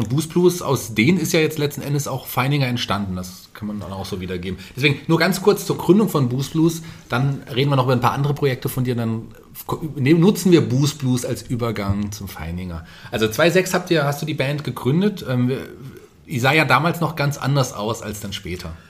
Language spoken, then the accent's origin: German; Fulda, Hesse, Germany; Ich komme ja hier auch aus der, aus der Gegend, bin ja auch gebürtiger Fulderer